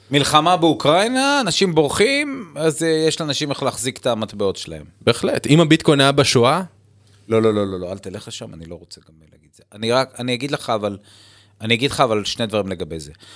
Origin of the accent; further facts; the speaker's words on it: Israel